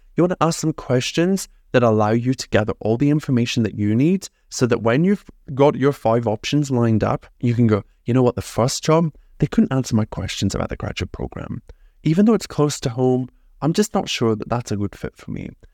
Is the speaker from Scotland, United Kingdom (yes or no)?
yes; Scotland, United Kingdom; I'm from Scotland.